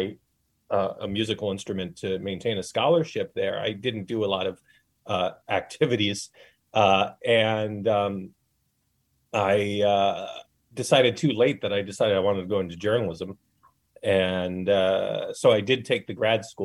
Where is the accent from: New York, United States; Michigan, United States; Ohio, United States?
New York, United States; Mid-Hudson Valley; moved away as an adult; also born or lived in New Jersey; I'm from the Empire State.